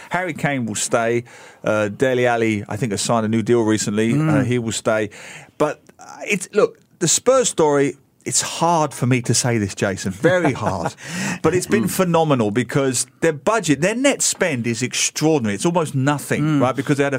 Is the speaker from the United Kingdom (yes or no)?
yes; London, United Kingdom; I grew up in East London, and so that's West Ham.